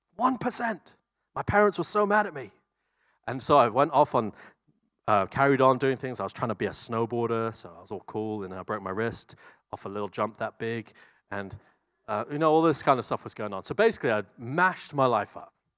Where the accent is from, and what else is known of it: New Zealand